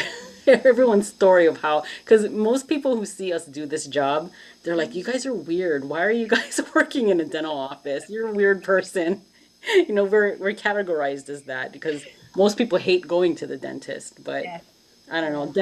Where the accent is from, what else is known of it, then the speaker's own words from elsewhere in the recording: Hawaii, United States; now in Los Angeles, United States; I'm from Hawaii